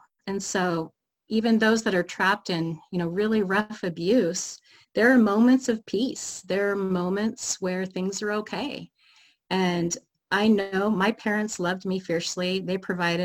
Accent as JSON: {"language": "English", "region": "Oregon", "country": "United States", "tie": "born or raised there", "moved": "as an adult", "lives_now": "Seattle, United States", "said": "Grew up in Oregon"}